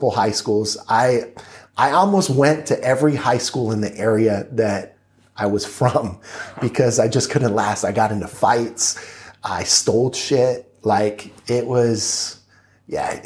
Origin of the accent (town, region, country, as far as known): Lake Los Angeles, California, United States; born or raised there; also born or lived in Inglewood, California